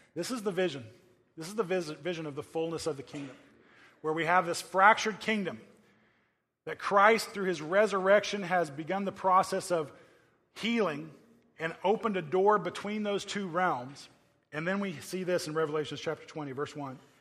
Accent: Oklahoma, United States; now in California, United States; I come from Oklahoma

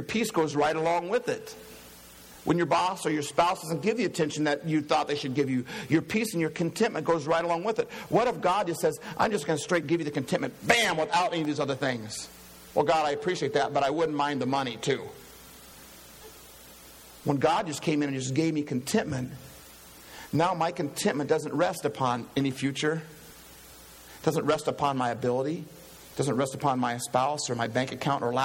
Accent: Iowa, United States; I'm from Iowa

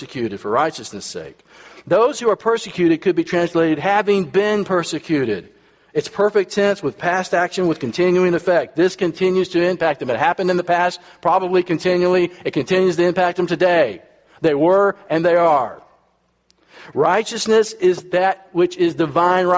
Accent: United States; I'm from America

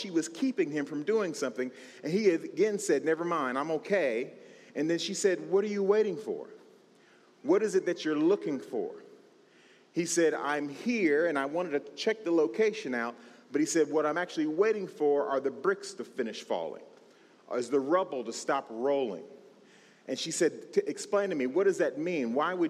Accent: California, United States; I was born and raised in California

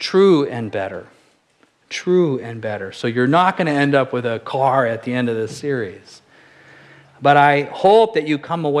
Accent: Apple Valley, California, United States; growing up in Southern California, in Apple Valley, California

